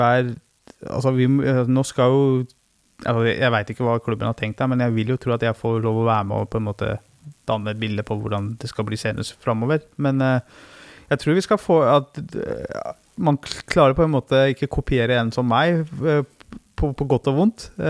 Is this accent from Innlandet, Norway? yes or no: yes; Løten, Innlandet, Norway; Kall det klubben eh, der jeg vokste opp